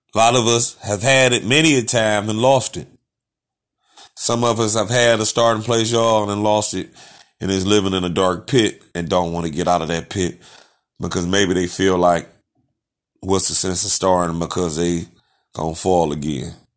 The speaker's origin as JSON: {"language": "English", "country": "United States", "tie": "born or raised there", "said": "I am an American. I was born in America. Don't know nowhere else"}